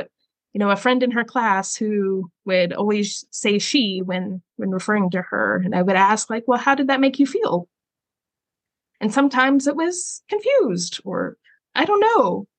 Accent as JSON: {"language": "English", "region": "the South", "country": "United States", "said": "as a girl growing up in the Southern Baptist Church, there were plenty of things I could do and couldn't do. And I lived in the South"}